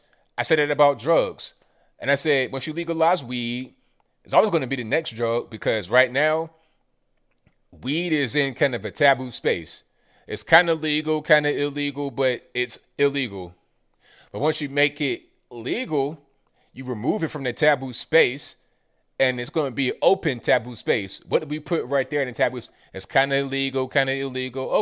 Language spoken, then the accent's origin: English; West Virginia, United States; moved away; I was born in West Virginia. I got a lot of family up there